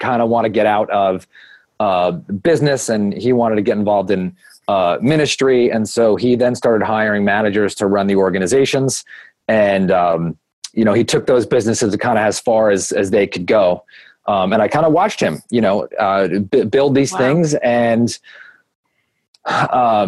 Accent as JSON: {"language": "English", "town": "Long Beach", "region": "New York", "country": "United States", "tie": "born or raised there", "said": "I grew up in the most amazing little town called Long Beach, New York"}